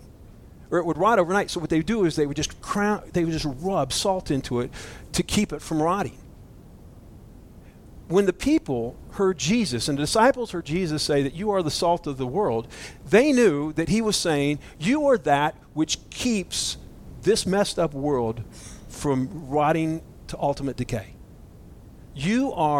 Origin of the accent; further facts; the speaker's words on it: Florida, United States; I'm from Florida